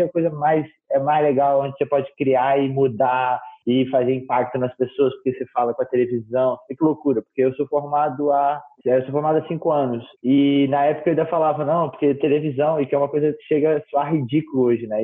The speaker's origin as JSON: {"language": "Portuguese", "town": "Brasília", "region": "Federal District", "country": "Brazil", "tie": "born or raised there", "also_born_or_lived": "Rio de Janeiro", "said": "sou natural do Rio de Janeiro, moro em Brasília há quase 20 anos, tenho 25 anos, então moro em Brasília quase que a minha vida inteira, eu vim para Brasília com 5 aninhos"}